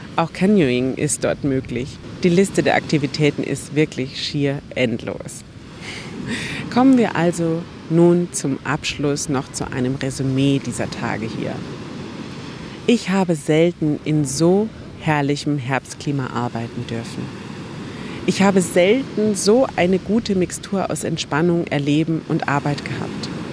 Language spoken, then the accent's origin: German; Germany; bei uns in Deutschland